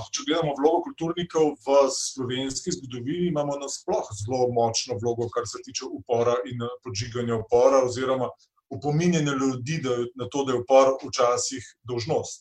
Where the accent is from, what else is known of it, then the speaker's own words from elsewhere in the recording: Slovenia; Slovenci smo